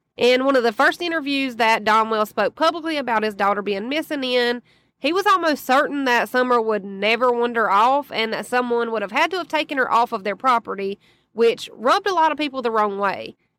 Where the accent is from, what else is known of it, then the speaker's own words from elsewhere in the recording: the South, United States; as a Southerner